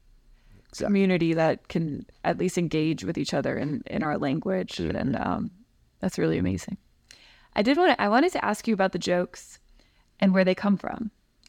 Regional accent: Louisiana, United States; Jourdan Thibodeaux jokes were some of my earliest exposures to like things that are specific to being Cajun. Or you know, I grew up in a small community that where we ate rice and gravy and stuff.

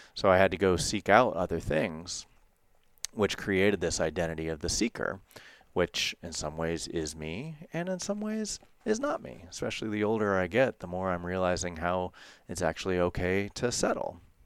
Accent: United States; growing up in the United States

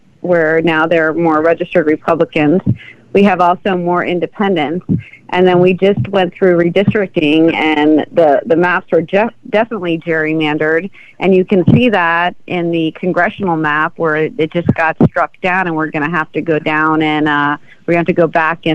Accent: Miami, Florida, United States; I grew up here. I grew up in Miami. This is my home.

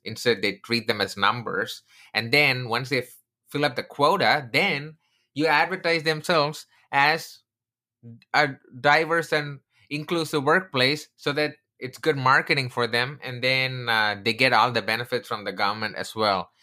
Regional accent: India; moved away; I come from India, I'm originally from India

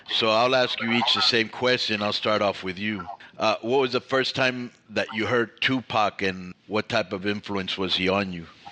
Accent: Miami, Florida, United States; now in California, United States; I grew up in Miami

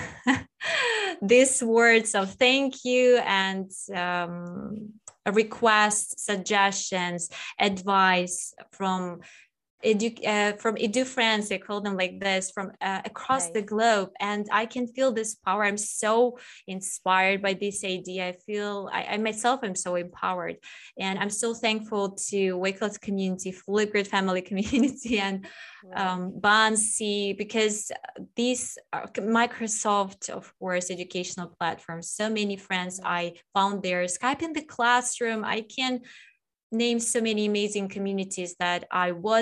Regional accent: Russia; now in Kyiv, Ukraine; I'm originally from Russia, from the age of the earth. And I was born in the area where there are 9 months of winter.

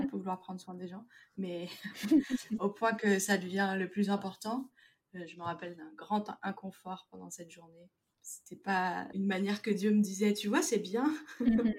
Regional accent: France; en tant que Français

